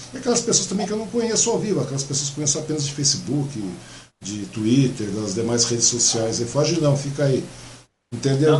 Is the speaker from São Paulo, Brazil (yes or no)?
yes; Mogi das Cruzes, São Paulo, Brazil; moved away; nasci em Mogi, tal, então sou mogiano